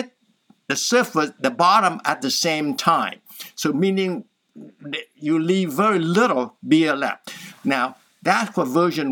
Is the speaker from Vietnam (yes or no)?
yes; Southern Vietnam, Vietnam; moved away; I'm from Vietnam, so we're from the south